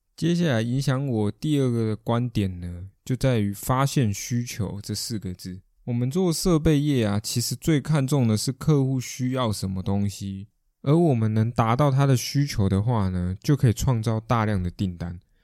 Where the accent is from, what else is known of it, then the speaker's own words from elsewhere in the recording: Taiwan; 我们台湾人